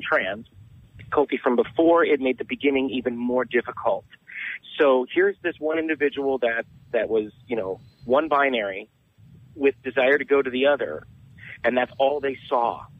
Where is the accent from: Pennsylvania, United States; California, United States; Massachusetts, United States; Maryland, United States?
California, United States; Southern; also born or lived in San Diego; I'm from Southern California, but right now I reside in San Diego